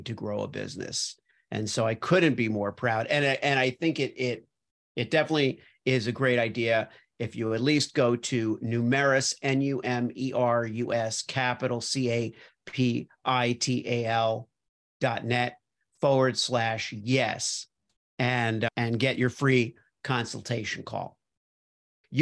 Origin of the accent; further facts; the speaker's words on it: Miami, Florida, United States; also born or lived in New York / Los Angeles; now in Iowa, United States; so I grew up in Miami and then I moved to New York